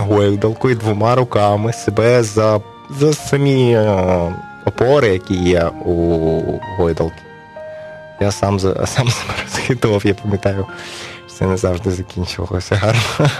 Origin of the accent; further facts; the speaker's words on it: Kyiv, Ukraine; also born or lived in Dnipropetrovsk, Ukraine; now in Chernivtsi, Ukraine; моє рідне місто Київ